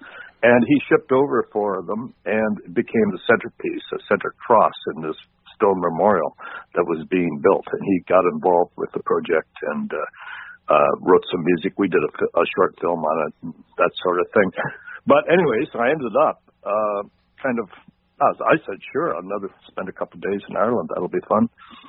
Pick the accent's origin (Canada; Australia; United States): Canada; Canadians looking back to our home countries to a certain extent. Now, I hasten to say my home country is not Ireland. My family actually came from Scotland.